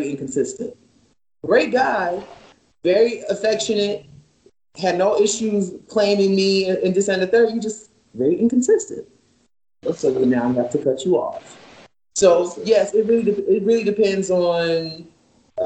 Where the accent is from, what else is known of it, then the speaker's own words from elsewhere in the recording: the South, United States; I was raised in the South